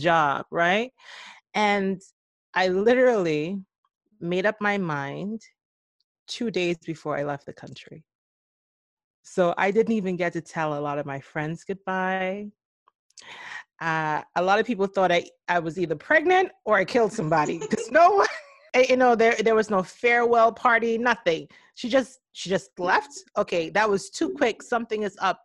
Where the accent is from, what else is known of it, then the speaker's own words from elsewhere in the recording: Trinidad & Tobago; moved away as an adult; also born or lived in New York City; I left my home country of Trinidad and Tobago at the age of 18 years old, never leaving the country before